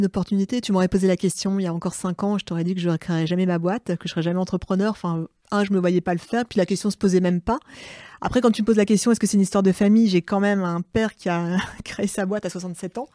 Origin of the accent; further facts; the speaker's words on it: Saint-Josse, Hauts-de-France, France; moved away; j'ai grandi à Saint-Josse